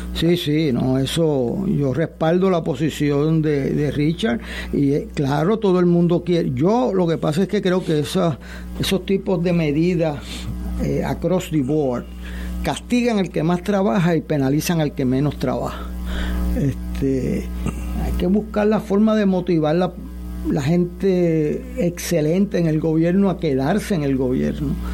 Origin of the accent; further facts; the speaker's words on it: Puerto Rico; como puertorriqueño